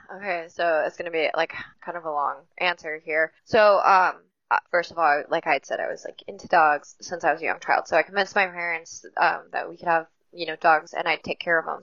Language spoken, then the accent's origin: English; Forest Hill, California, United States; also born or lived in Auburn, California / Truckee, California / Portola, California; now in Alaska, United States; born in Auburn and I grew up in Forest Hill.